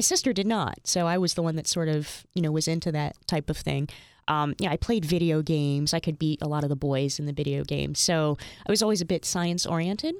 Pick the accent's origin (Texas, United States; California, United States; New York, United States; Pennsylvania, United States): Pennsylvania, United States; Bethlehem; moved away as an adult; also born or lived in Hagerstown, Maryland / Philadelphia, Pennsylvania; Bethlehem was my home until, um, I moved to Philadelphia when I was twenty-two.